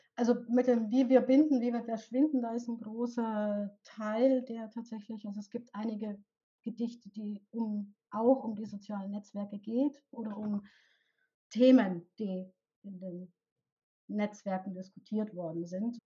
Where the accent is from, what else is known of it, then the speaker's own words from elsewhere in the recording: Bavaria, Germany; accent: Bavarian; Ich komme aus Bayern, ich bin in Bayern aufgewachsen und lebe hier auch